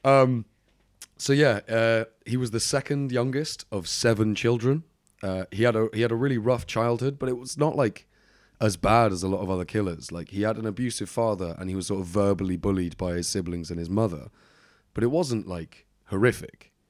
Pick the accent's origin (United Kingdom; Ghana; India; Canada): United Kingdom; England; I'm from England